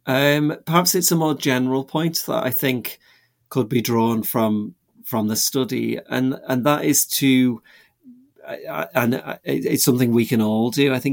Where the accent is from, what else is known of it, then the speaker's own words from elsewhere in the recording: England, United Kingdom; I grew up in England